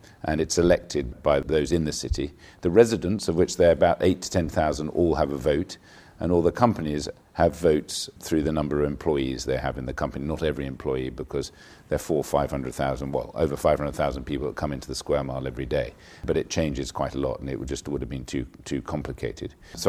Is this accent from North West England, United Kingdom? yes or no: no; London, United Kingdom; also born or lived in New York; I'm a Londoner through and through.